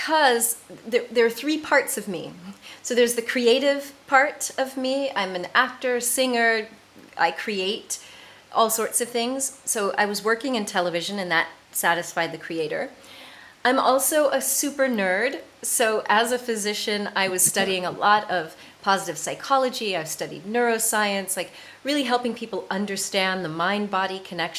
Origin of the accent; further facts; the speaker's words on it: United States; moved away as an adult; also born or lived in south of France; now in France; I am an American, and I live in the south of France